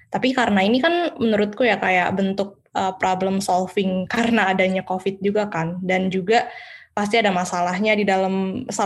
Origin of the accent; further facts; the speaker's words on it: Medan, North Sumatra, Indonesia; pastilah orang saya orang Medan kan.